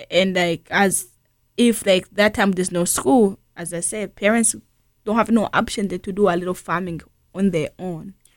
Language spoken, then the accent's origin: English; Tanzania; also born or lived in Burundi; now in St. Louis, United States; growing up in Tanzania